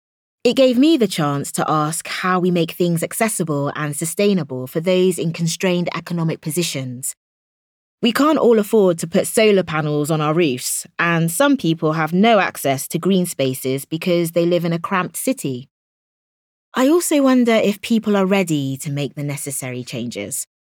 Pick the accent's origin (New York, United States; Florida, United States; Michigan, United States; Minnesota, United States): Minnesota, United States; now in United Kingdom; I was born and raised in Minnesota in the US. At weekends, we stayed with friends in the country and we'd have bonfires under the stars.